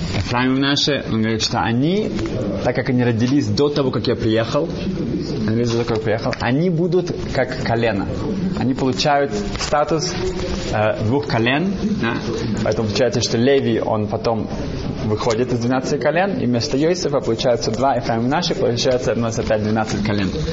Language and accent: Russian; Germany; Russian is a second language; moved away; я вырос в Германии